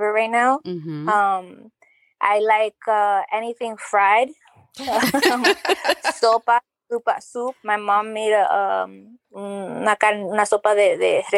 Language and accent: English; United States; I identify as being Dominican because my parents are Dominican. Even though I was born here in the United States, I say I'm Dominican.